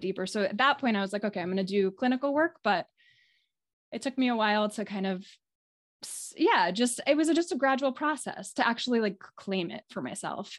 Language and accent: English; New York City, New York, United States; also born or lived in California / Maine / New England; now in Midcoast Maine, United States; I grew up in the New York City area